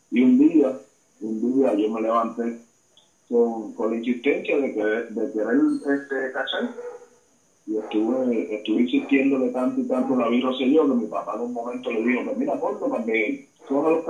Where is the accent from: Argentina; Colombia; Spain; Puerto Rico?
Puerto Rico; Mayagüez; also born or lived in Bradenton, Florida; Mayagüez del Seco, donde también pasé parte de mi, de mi infancia